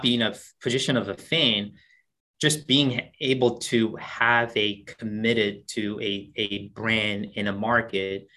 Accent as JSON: {"language": "English", "country": "South Korea", "moved": "yes", "said": "I'm originally from South Korea"}